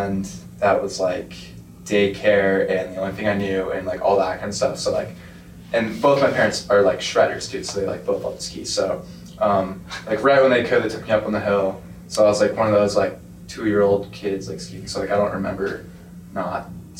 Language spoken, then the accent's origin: English; Reno, Nevada, United States; I grew up in Reno, Nevada